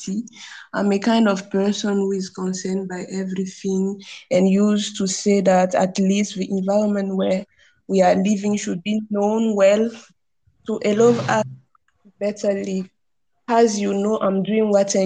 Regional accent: Burkina Faso; now in Algeria; from Burkina Faso.

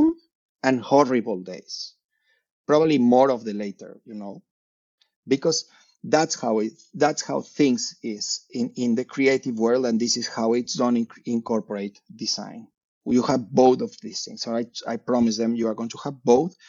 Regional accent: Mexico City, Mexico; moved away as an adult; now in Navi Mumbai, India; I come from Mexico City.

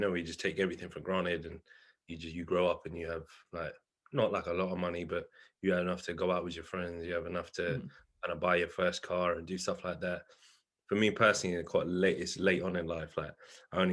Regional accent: London, United Kingdom; I grew up around West London, so like around South or Greenford, Hounslow, them kind of sides

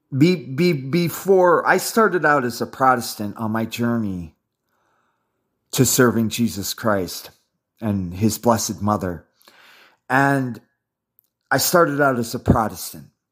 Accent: Midwest, United States; I was raised in the Midwest

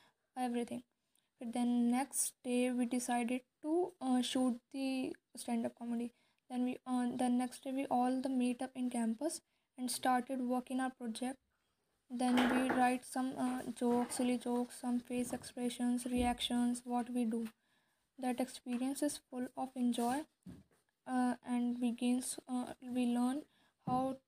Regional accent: Rudrapur, Uttarakhand, India; moved away as an adult; now in Dehradun, India; I am originally based from Rudrapur, Uttarakhand

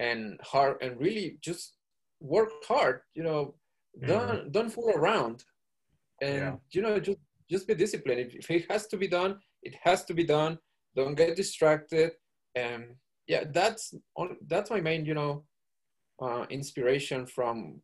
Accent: Mexico; moved away as an adult; also born or lived in Georgia, United States; now in Pennsylvania, United States; the physics school in Mexico was not in my hometown

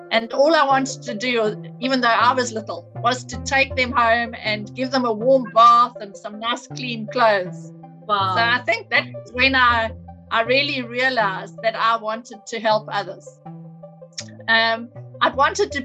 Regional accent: Cape Town, Western Cape, South Africa; moved away as an adult; also born or lived in Durban; I grew up in Cape Town, but I moved to Durban in the early 80s.

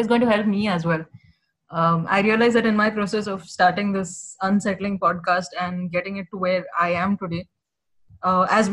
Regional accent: Kerala, India; now in Pune, India; I have traveled from Pune to Kerala, which is my hometown

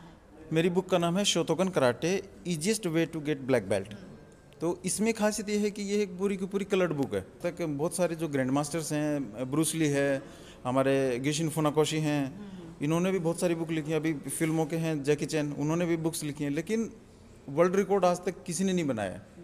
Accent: Jhunjhunu, Rajasthan, India; now in Gurgaon, India; मैं बेसिकली झुंझुनू से हूँ हाँ। और हमारे यहाँ एक गाँव है ठाठवाड़ी मुकंदपुरा अच्छा। तो मैं उस गाँव का रहने वाला

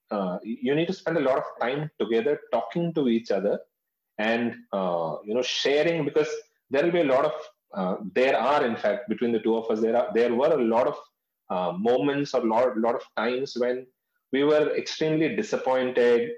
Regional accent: North India, India; I've been born and brought up in North India

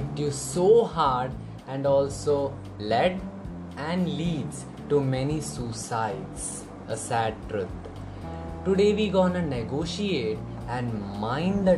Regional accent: India; I'm from India

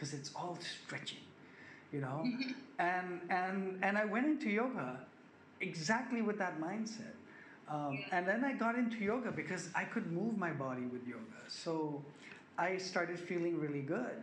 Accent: Bangkok, Thailand; I live in Bangkok, Thailand. I'll start with that. I grew up here. I'm a Thai Sikh. I'm a Thai Indian.

